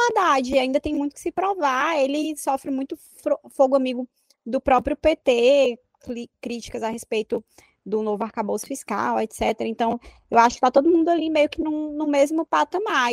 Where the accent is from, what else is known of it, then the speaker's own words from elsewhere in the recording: Piauí, Brazil; nós, eu e o Vitor somos do Piauí